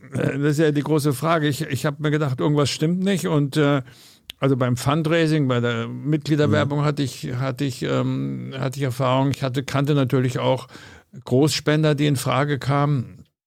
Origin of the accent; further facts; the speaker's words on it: Bavaria, Germany; moved away as an adult; also born or lived in Amsterdam; now in Berlin, Germany; ich komme aus Bayern